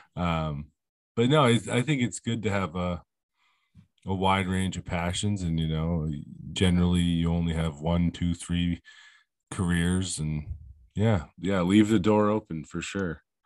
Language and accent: English; Vermont, United States; I'm from Vermont, okay? So it's Donder up here, bud.